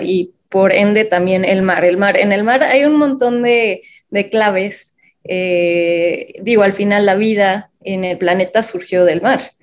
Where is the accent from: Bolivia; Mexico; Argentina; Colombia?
Mexico; Mexico City; nací en la Ciudad de México